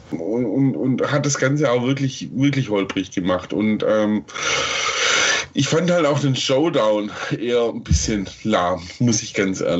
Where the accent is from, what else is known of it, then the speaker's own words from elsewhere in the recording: Stuttgart, Baden-Württemberg, Germany; dass der erste Teil ähm, phasenweise in Stuttgart gespielt hat, meiner Heimatstadt